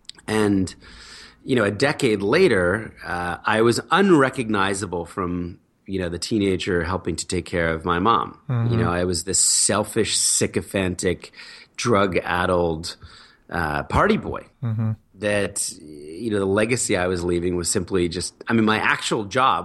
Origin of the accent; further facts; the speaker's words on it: Philadelphia, Pennsylvania, United States; born there; also born or lived in New Jersey; I was born in Philadelphia, middle class family. Dad was a businessman. Mom was a writer.